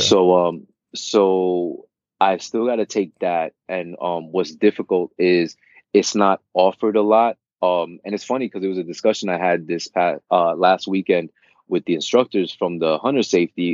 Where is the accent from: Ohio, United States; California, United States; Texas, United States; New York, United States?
New York, United States; New York City; also born or lived in Queens; I am a New Yorker, born and raised, born and raised in Brooklyn, currently residing in Queens